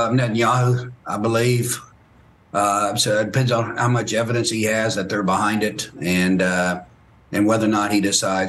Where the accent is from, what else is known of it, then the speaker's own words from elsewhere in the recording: Tehran, Tehran Province, Iran; moved away; I was raised in Tehran